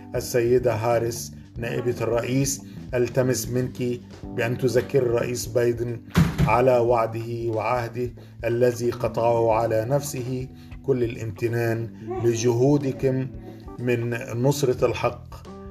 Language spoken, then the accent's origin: Arabic; Egypt; أنا كمواطن مصري